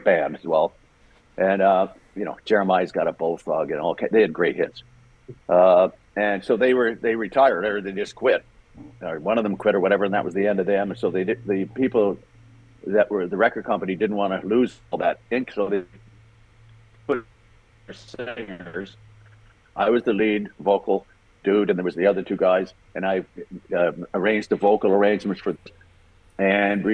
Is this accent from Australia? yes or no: no; Canada; also born or lived in Ireland / Toronto; I was born in Ireland, came to Canada, and when we were like, I was five